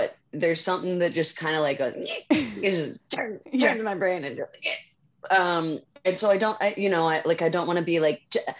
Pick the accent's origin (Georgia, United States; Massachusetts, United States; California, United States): Massachusetts, United States; Boston; moved away; I'm from Boston.